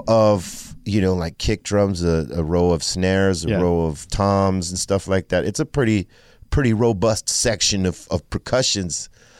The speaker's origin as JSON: {"language": "English", "town": "Los Angeles", "region": "California", "country": "United States", "tie": "born or raised there", "first_language": "English", "said": "It's challenging because, I mean, it's English is my first language. I was born here. My mother was born in Cuba and my father in Mexico, but I was born here."}